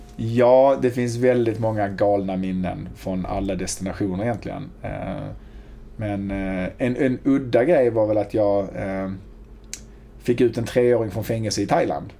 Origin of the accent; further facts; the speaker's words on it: Hjärup, Skåne, Sweden; accent: riksskånska; also born or lived in Malmö / Lund; växte upp i Hjärup, mm. ett eh, litet ställe mellan Malmö och Lund